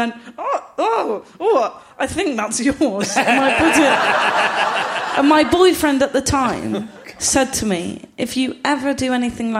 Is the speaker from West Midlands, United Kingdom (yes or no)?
no; Gloucester, South West England, United Kingdom; I'm from Gloucester.